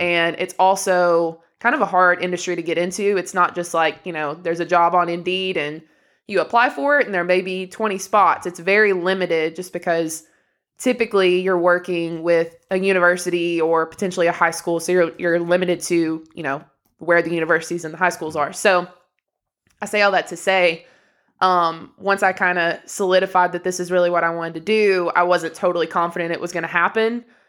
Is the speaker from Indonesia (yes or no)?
no; Inglewood, Tennessee, United States; moved away as an adult; also born or lived in North Carolina; now in Greenville, United States; we come from Inglewood, which for anyone who doesn't know, it's a literally two red light town